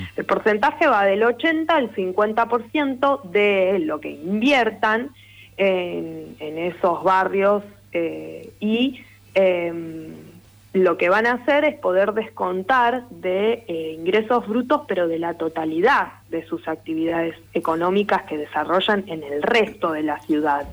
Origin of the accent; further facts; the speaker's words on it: Lanús, Buenos Aires Province, Argentina; yo soy oriunda de Lanús, vivo en Lanús